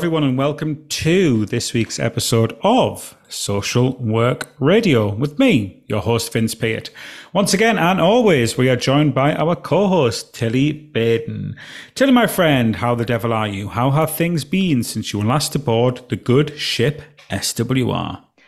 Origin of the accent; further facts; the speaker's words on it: Alston, North West England, United Kingdom; moved away; my hometown, Alston